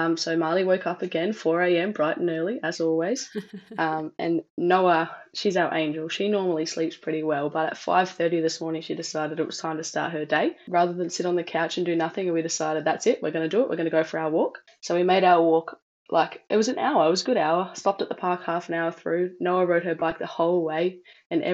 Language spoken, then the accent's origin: English; Perth, Western Australia, Australia; I'm from Perth in Western Australia.